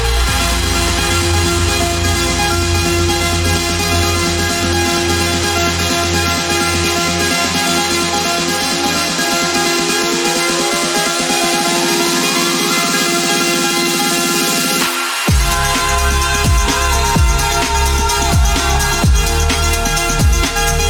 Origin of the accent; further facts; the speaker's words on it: Tampa, Florida, United States; We grew up here in Tampa together